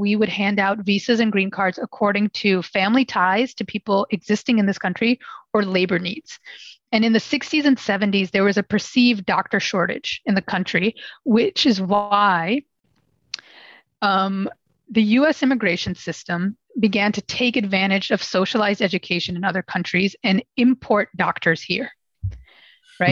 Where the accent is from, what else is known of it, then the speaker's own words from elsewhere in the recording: New York, United States; I was born and raised. I was born and raised in New York.